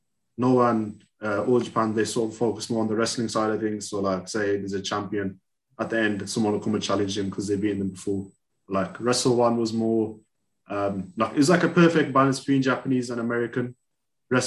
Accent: United Kingdom; So I live in the UK. I've been here all my life. My family migrated, say, about 50 years ago.

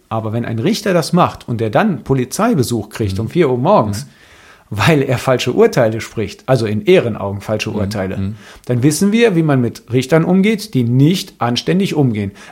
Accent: Greece; Weil Rassismus fängt, und das weiß ich als Grieche

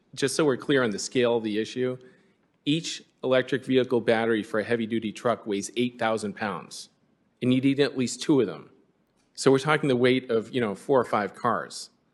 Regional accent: California, United States; I'm from California

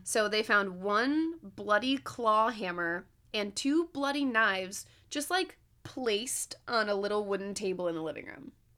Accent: Binghamton, New York, United States; moved away; from here to, to Binghamton, like, to my hometown

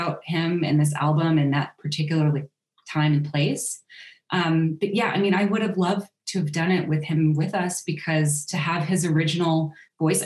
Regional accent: Evansville, Indiana, United States; I grew up in Indiana

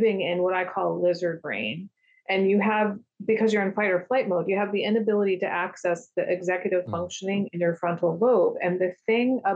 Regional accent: United States; I grew up in American culture

